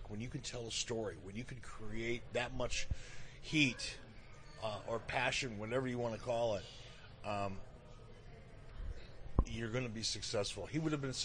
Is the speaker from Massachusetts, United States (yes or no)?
no; Detroit, Michigan, United States; moved away as an adult; now in Cody, Wyoming, United States; Growing up in Detroit as a young kid, you know, in the 60s